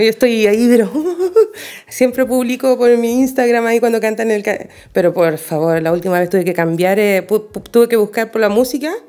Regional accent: Chile; moved away; tengo los mayores recuerdos bonitos de una infancia fabulosa en mi país

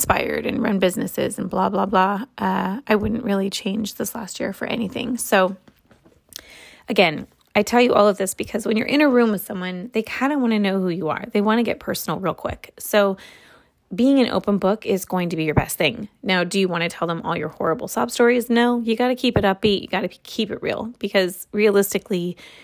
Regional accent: Los Angeles, California, United States; also born or lived in Santa Monica; I am from Santa Monica, but I'm Los Angeles born and bred.

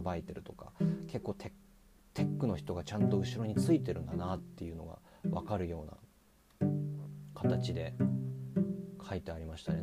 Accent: Miyagi, Japan; 僕が宮城県出身

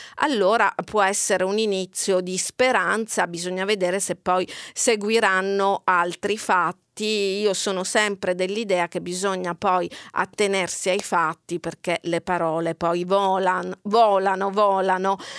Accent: Catania, Sicily, Italy; moved away; io vengo da Catania, dalla Sicilia

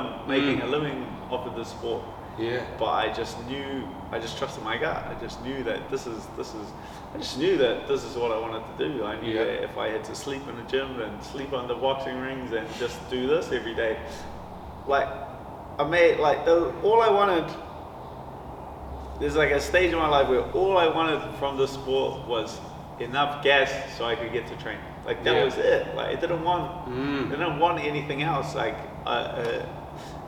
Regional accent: Auckland, New Zealand; I grew up like central Auckland, like Mount Roskill

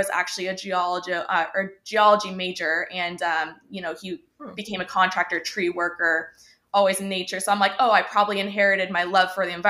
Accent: Laguna Beach, California, United States; also born or lived in Barrington, Illinois / Chicago, Illinois; when I was 10 years old, we decided to move across the country to California, to be closer to family. My mom also had a job opportunity out here. So we said, why not? We're taking the car, packed everything up and just took off, where we landed in Laguna Beach. So been here ever since

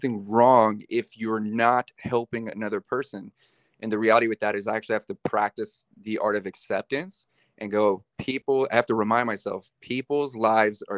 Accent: Bakersfield, California, United States; I was born in Bakersfield. I'm a California cat. Born in Bakersfield

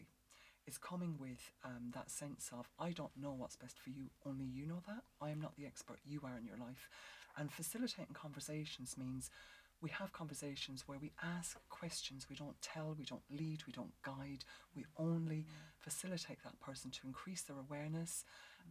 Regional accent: Ireland; because I'm Irish

